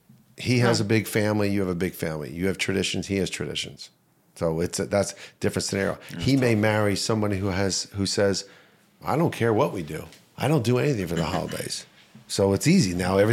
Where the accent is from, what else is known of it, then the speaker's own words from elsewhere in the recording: Verona, New Jersey, United States; moved away as an adult; now in Wayne, United States; I grew up in Verona. I live in Wayne.